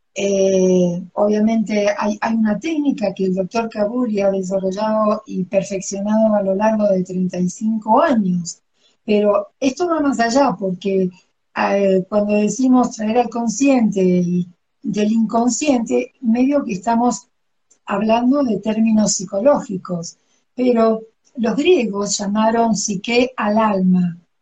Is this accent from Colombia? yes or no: no; Argentina; moved away as an adult; also born or lived in Cuernavaca, Mexico; now in Mexico City, Mexico; nací en Argentina y vivo en México desde hace 21 años